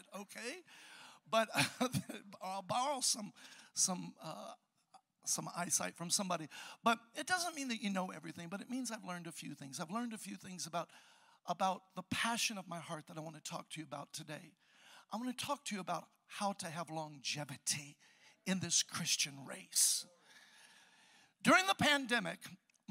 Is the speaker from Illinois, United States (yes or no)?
yes; Chicago, Illinois, United States; I'm from Chicago, the south side, where you hear about all the homicide and everything going down